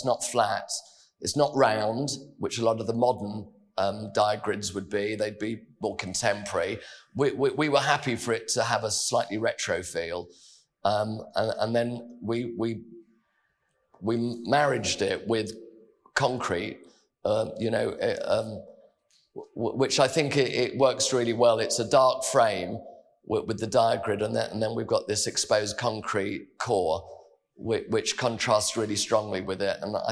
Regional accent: London, United Kingdom; as a Londoner

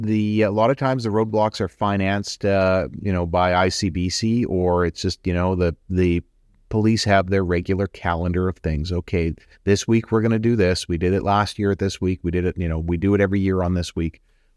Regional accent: Richmond, British Columbia, Canada; I'm originally from Richmond.

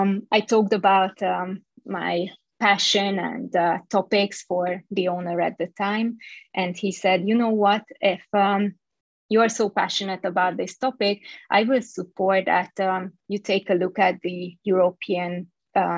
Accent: Budapest, Hungary; moved away as an adult; also born or lived in Bay Area, California; I was born and raised in Hungary, in Budapest

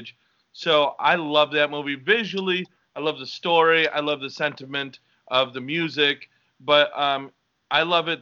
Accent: Winfield, Illinois, United States; I'm Mexican and I was born in Winfield, Illinois

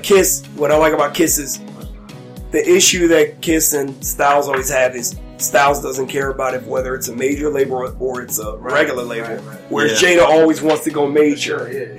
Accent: Texas, United States; I was born in Texas too

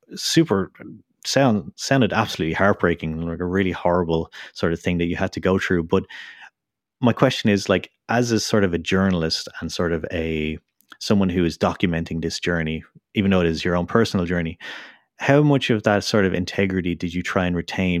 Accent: Ireland; I'm from Ireland

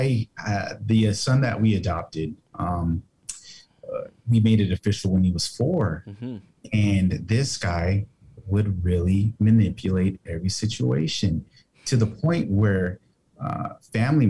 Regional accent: United States; being Mexican American

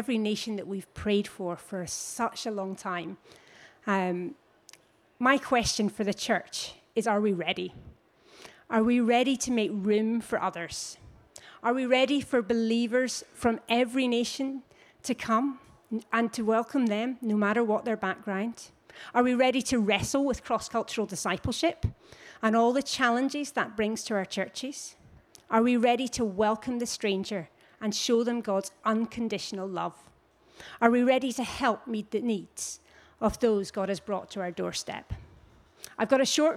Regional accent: Scotland, United Kingdom; also born or lived in London; now in Belfast, United Kingdom; I'm Scottish, I confess, we moved from London

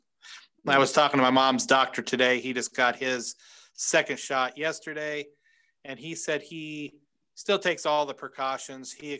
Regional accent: Indiana, United States; in my hometown or in my, in Indiana in particular

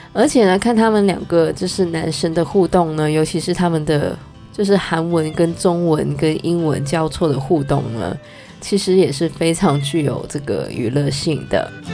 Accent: Canada; 虽然我是加拿大人，但是我还真的没有去过Montreal

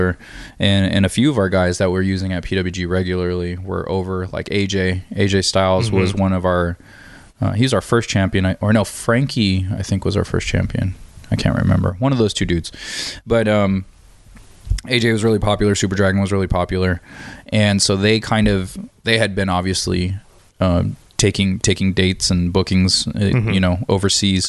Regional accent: San Diego, California, United States; I'm born and raised in San Diego.

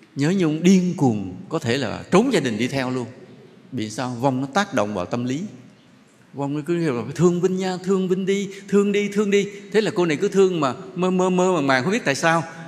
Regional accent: Vietnam

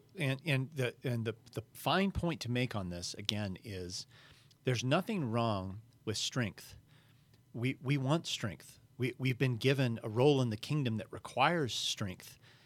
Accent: United States; I'm an American

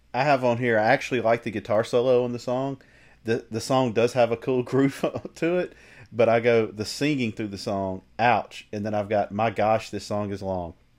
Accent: the South, United States; I grew up in the South

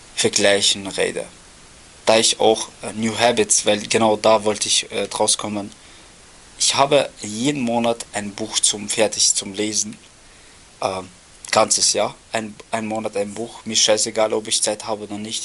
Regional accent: Austria; bei uns in Österreich

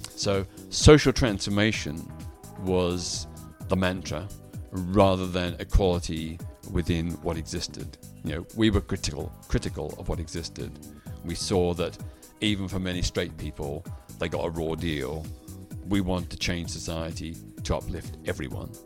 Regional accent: Melbourne, Victoria, Australia; in my hometown of Melbourne, Australia, where I was at that time

